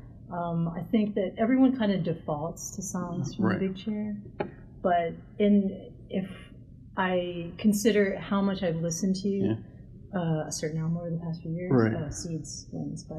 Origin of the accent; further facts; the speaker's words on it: Long Island, New York, United States; since I grew up on Long Island, my religion was WLIR, the radio station.